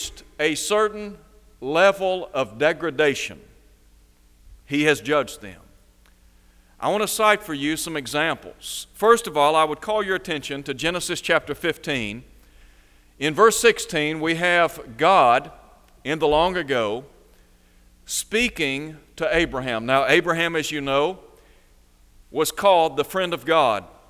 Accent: United States; We are American citizens

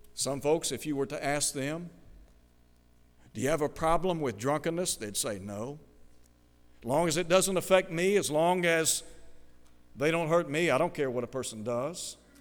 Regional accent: Chattanooga, Tennessee, United States; When I was a child growing up in Chattanooga

